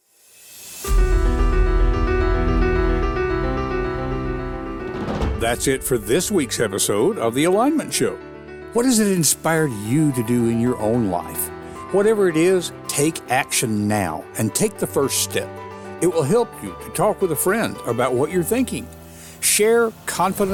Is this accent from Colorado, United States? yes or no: no; West Tennessee, United States; I grew up in West Tennessee